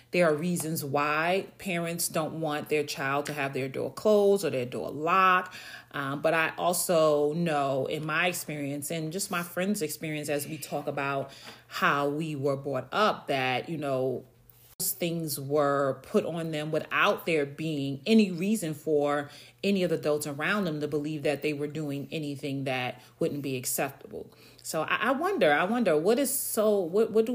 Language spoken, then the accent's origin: English; New York, United States; moved away; I'm from New York. You know, we lived in a 3-bedroom, typical New York apartment.